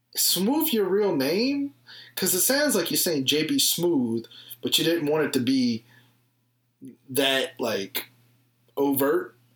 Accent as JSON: {"language": "English", "region": "the South", "country": "United States", "said": "I'm from the South"}